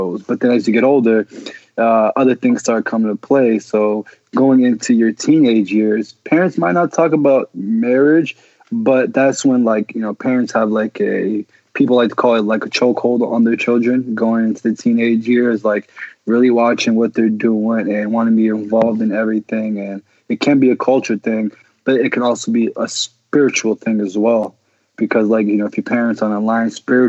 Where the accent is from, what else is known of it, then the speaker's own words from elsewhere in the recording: Reston, Virginia, United States; Grew up in Reston, Virginia. Family came from Egypt